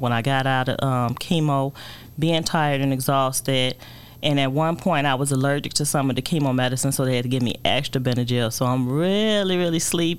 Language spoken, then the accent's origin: English; Chicago, Illinois, United States; also born or lived in Indiana / Wisconsin; I was born and raised here in Chicago, moved away for a little while to Indiana, Wisconsin, but died hard in Chicago, had to come back home